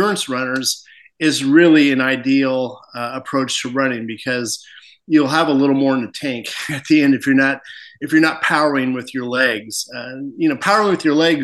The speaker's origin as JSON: {"language": "English", "town": "Spokane", "region": "Washington", "country": "United States", "tie": "born or raised there", "moved": "as an adult", "said": "I grew up in Spokane."}